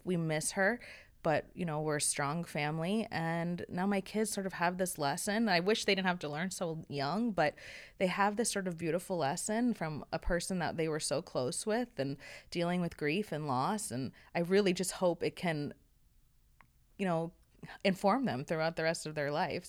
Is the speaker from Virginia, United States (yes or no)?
no; New York City, New York, United States; I grew up in New York City, so I had a lot of friends and I was always outside